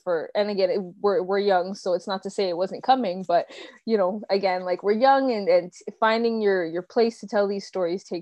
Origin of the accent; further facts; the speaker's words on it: Toronto, Ontario, Canada; I was born in Toronto and raised here